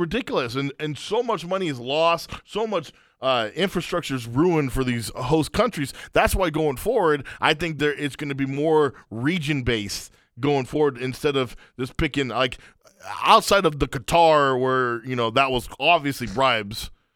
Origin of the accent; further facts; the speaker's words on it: Afghanistan; moved away; My home country of Afghanistan